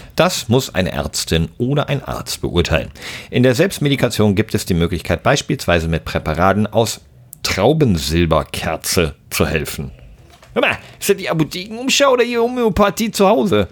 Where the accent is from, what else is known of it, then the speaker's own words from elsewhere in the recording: Southern Germany, Germany; in Süddeutschland, äh, wo ich herkomme, da war das Abi richtig was wert